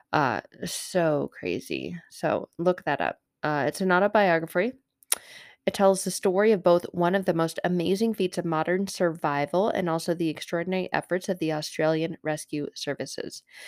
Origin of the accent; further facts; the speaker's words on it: Arizona, United States; moved away as an adult; I grew up in Arizona